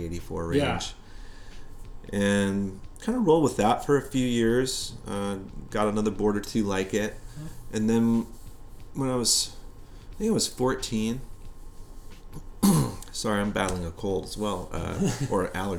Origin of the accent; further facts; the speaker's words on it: San Diego, California, United States; Well, I was born in San Diego. My mom and dad are from Rhode Island. They came out here in 1970.